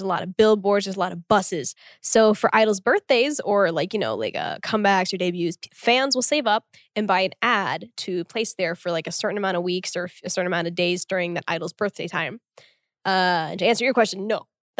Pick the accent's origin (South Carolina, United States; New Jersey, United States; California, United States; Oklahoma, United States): Oklahoma, United States; Tulsa; born or raised there; moved away as an adult; also born or lived in Korea; now in South Korea